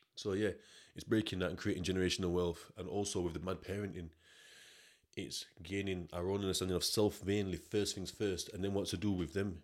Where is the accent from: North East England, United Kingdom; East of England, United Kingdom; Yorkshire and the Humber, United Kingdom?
Yorkshire and the Humber, United Kingdom; I'm from South